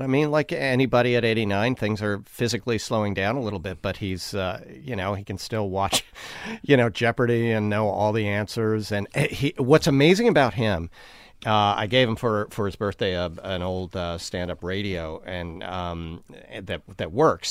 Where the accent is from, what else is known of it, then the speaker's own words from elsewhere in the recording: New York, United States; now in Connecticut, United States; I grew up in New York. I live in Connecticut now. I live, like, 2 hours out of the city.